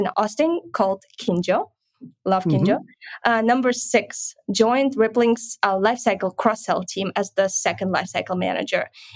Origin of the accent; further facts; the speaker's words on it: Kryvyi Rih, Dnipropetrovsk Oblast, Ukraine; English is a second language; moved away as an adult; now in San Francisco, United States; I'm originally from Kryvyi Rih, Ukraine